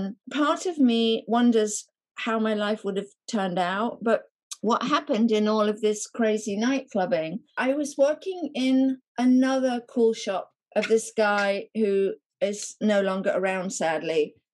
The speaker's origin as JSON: {"language": "English", "town": "Nottingham", "region": "East Midlands", "country": "United Kingdom", "said": "but because I was from Nottingham"}